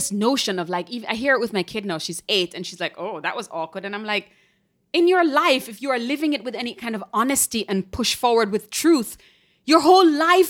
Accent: Jamaica; moved away; When I came here from Jamaica, and people would do this like slightly pressed, pursed lip that kind of looks like a smile

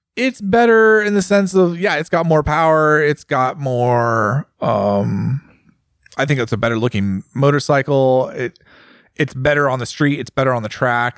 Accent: United States; as an American

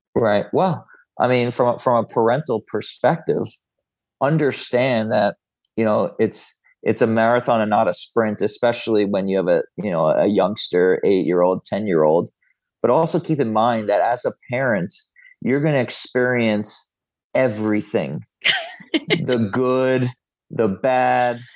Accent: Florida, United States; I grew up in Florida

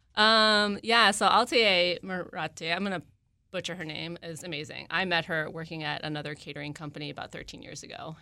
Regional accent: Maryland, United States; moved away as an adult; also born or lived in West Coast; I am also a Maryland native. I grew up in the area.

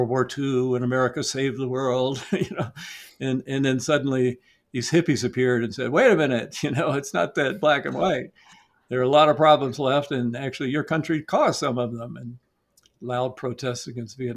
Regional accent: Atlanta, Georgia, United States; So I grew up in Atlanta in the 1960s.

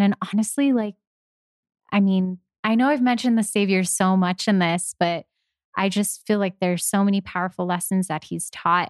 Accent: Los Angeles, California, United States; I'm from Los Angeles

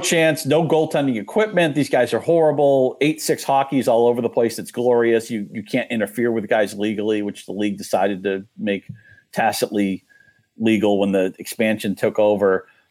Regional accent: New England, United States; moved away; I grew up in New England

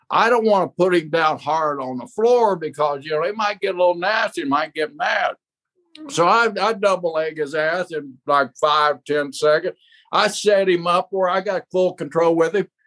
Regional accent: outside Tulsa, Oklahoma, United States; I grew up right outside of Tulsa, you know, just 50 miles away from Tulsa. I mean, it's my home state.

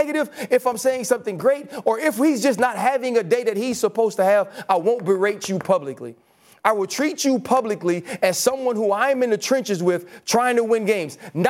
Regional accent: New Orleans, Louisiana, United States; I'm from New Orleans.

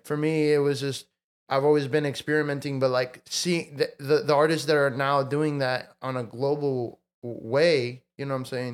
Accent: Mexico; now in United States; I was born in Mexico and I, I, I grew up in Mexico for part of life and then I moved to the states.

